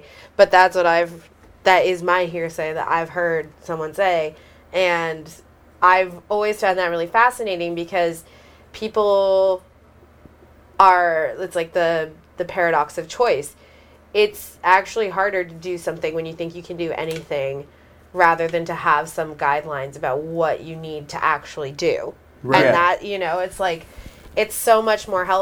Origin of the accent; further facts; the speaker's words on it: Santa Barbara, California, United States; I'm from Santa Barbara